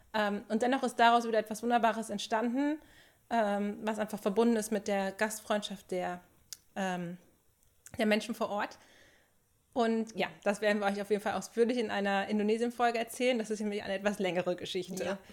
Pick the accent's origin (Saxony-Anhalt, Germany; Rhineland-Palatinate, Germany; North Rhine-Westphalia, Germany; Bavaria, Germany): North Rhine-Westphalia, Germany; Sauerland; now in Dortmund, Germany; komme ich aus dem Sauerland